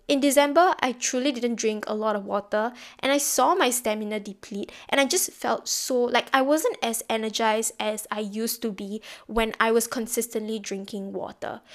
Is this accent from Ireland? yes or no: no; Singapore; being Singaporean